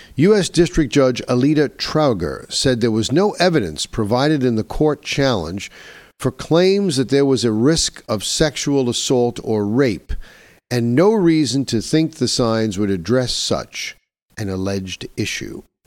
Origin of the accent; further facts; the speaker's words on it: New York, United States; my home state of New York